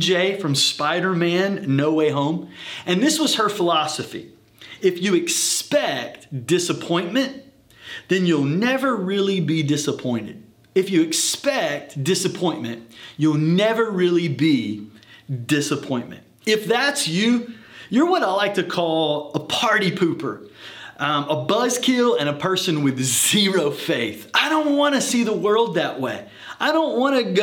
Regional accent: the South, United States; I'm from the South

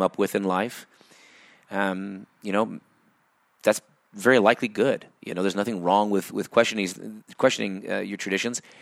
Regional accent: United States; also born or lived in Everett, Washington; as an American

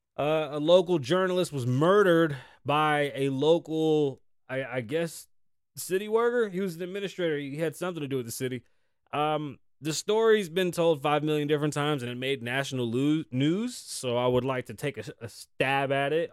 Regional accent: United States; I'm from the United States of America

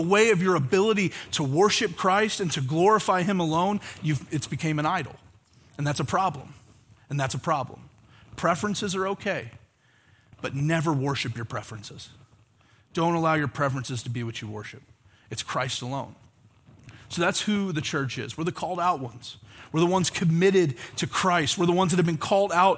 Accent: Oklahoma, United States; moved away; growing up in Oklahoma

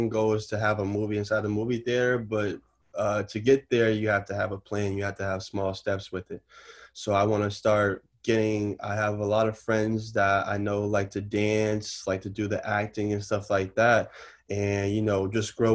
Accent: Newton, Massachusetts, United States; also born or lived in Roxbury, Boston; I grew up in Newton all my life. I went to all the Newton schools

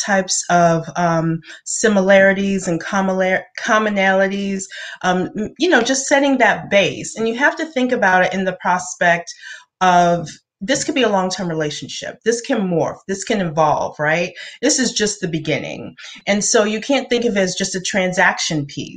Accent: Brooklyn, New York, United States; first language English; now in Atlanta, United States; I was born and raised in Brooklyn and came here to Georgia

